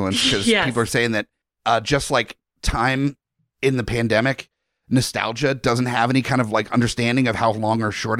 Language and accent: English; Southern California, United States; I grew up in Southern California